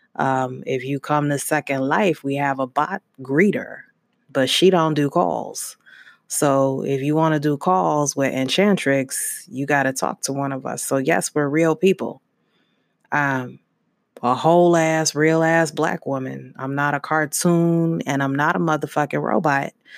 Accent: Brooklyn, New York, United States; Brooklyn, New York. My parents moved around a lot, um, through New York, but mainly in Brooklyn.

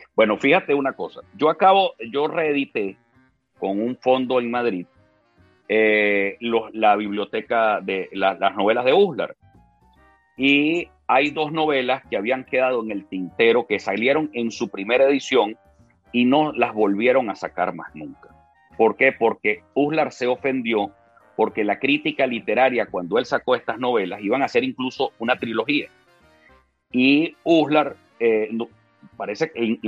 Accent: Venezuela; los venezolanos estamos más unidos que nunca

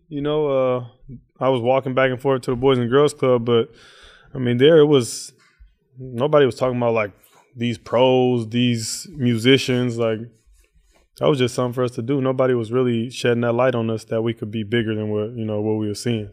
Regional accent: Oakland, California, United States; growing up in East Oakland

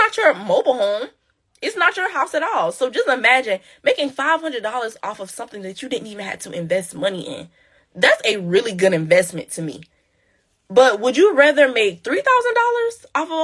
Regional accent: Kingstree, South Carolina, United States; my hometown, which is King Street, South Carolina

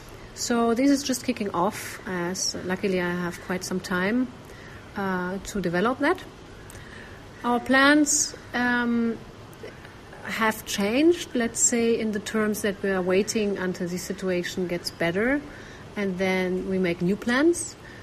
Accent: Germany; moved away as an adult; also born or lived in Andalusia, Spain; now in Sri Lanka; I'm from Germany originally, normally living in Spain the last years in Andalusia, but moved to Sri Lanka in the end of February. We're staying in the north, very remote

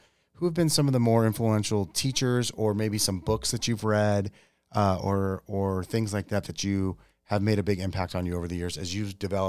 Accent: Yuma, Arizona, United States; I grew up in Yuma.

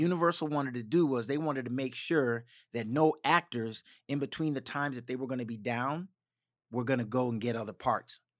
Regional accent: Dinwiddie, Virginia, United States; also born or lived in Richmond, Virginia / Maryland / Washington, D.C.; my mother and I moved back into the house with my grandparents in Virginia, in a little town called Dinwiddie

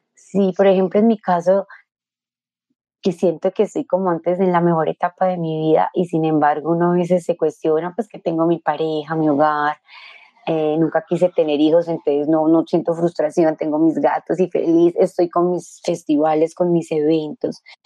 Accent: Colombia; yo era colombiana

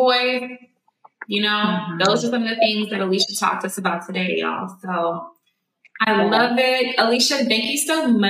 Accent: Houston, Texas, United States; moved away; because me and Kim, we're from originally from Houston. So we are from the Gulf.

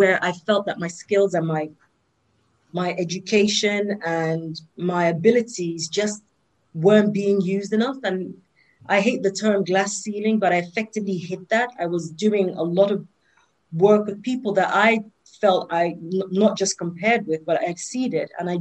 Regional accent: London, United Kingdom; also born or lived in Nigeria; I have spent most of my life here, here in the UK

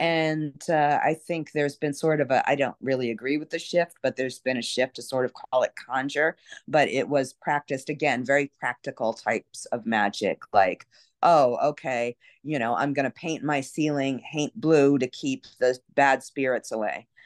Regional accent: New York City, New York, United States; now in New Orleans, United States; I grew up in Brooklyn, so I'm a New York City person, and, uh, there's, there's not that many that were born and raised in New York, but I'm one of 'em

